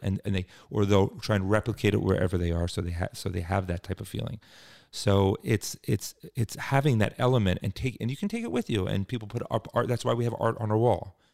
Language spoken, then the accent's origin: English; Cherry Hill, New Jersey, United States; moved away as an adult; also born or lived in Washington, D.C.; I grew up in, um, a suburb of Philadelphia, actually Cherry Hill, New Jersey